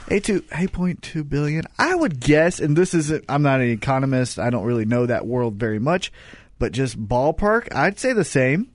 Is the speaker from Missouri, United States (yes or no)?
yes; Kansas City, Missouri, United States; we're from Kansas City.